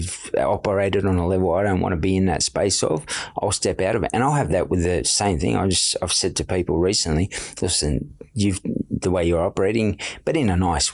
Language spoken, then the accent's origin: English; Sydney, New South Wales, Australia; growing up in Redfern